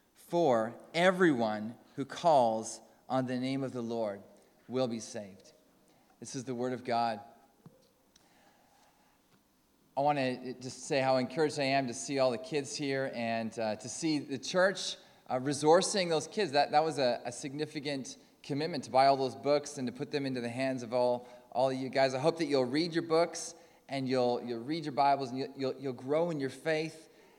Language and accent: English; Canada; accent: Canadian; moved away; As you can tell from my accent, I'm from Calder Crooks, but originally from Canada. There's still a bit of Canadian in there.